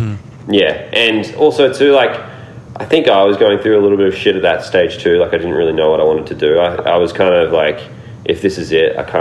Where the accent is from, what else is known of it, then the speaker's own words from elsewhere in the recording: Australia; I was just like, I'm just going to go home and, you know, work a job, or, you know, just continue being an Australian skateboarder